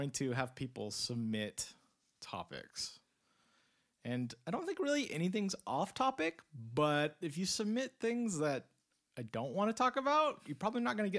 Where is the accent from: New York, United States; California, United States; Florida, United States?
California, United States; now in Boise, United States; I'm from California originally. And for context, we live in Boise, Idaho.